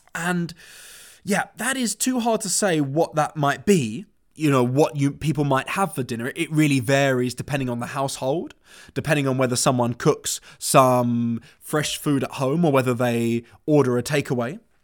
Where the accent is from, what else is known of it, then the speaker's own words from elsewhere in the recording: London, United Kingdom; moved away; I was born and raised in London. I went to school there